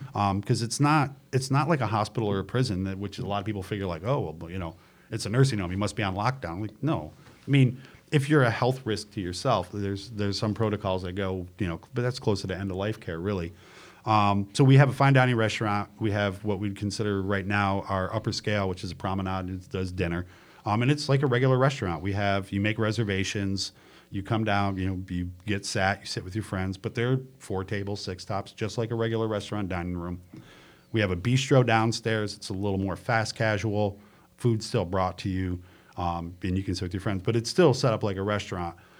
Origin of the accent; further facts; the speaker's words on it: New York, United States; moved away as an adult; now in Charlotte, United States; I'm from New York